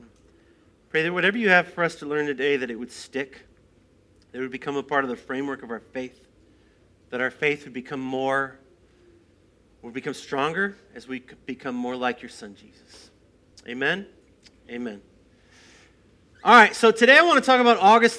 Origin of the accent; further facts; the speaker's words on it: Moline, Illinois, United States; moved away as an adult; also born or lived in Colorado Springs, Colorado; Now, I grew up in Moline